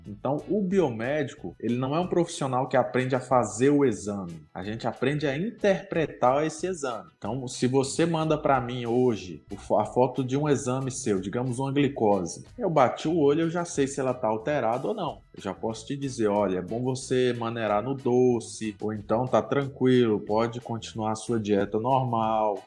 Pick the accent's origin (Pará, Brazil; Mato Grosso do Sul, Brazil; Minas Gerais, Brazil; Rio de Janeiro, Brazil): Minas Gerais, Brazil; accent: mix of mineiro and baiano; moved away as an adult; now in Limeira, Brazil; eu sou de, sou de Minas Gerais, nascido em Minas Gerais, vivi lá 30 anos da minha vida